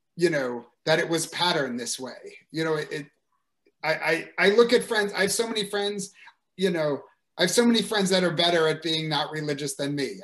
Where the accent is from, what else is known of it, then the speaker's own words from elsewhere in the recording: United States; as an American